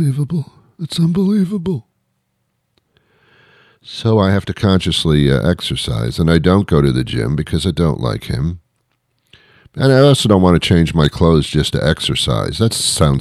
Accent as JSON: {"language": "English", "town": "New York City", "region": "New York", "country": "United States", "tie": "born or raised there", "said": "I was brought up in the New York City area"}